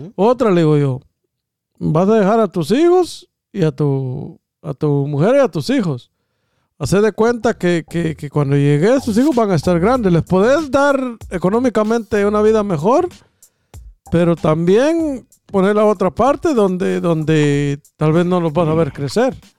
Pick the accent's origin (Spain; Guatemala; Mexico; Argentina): Guatemala; moved away; Si voy a estar igual que como estaba en Guatemala, amor, me quedo allá, en mi país.